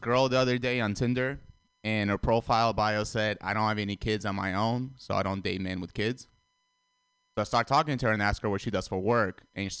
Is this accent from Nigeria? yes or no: no; Russia; moved away; also born or lived in Armenia; I was born in Armenia, and I grew up in Russia for 10 years. So I still have a lot of family in Russia